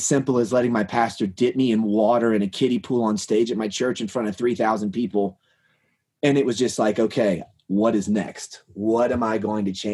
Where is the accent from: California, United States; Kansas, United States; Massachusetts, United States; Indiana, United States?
Kansas, United States; now in Colorado, United States; I grew up in Kansas, so I'm used to quail and pheasant and cut corn